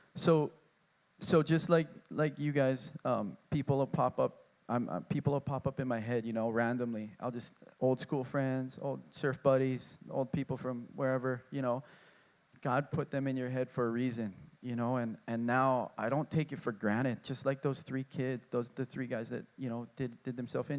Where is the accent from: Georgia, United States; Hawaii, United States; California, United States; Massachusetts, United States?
Hawaii, United States; Honolulu; I grew up in Kaimaki, going to Catholic school